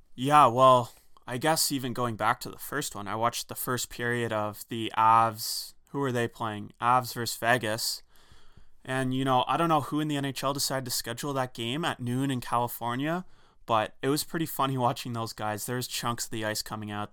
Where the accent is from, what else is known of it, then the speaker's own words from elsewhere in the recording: Canada; as a Canadian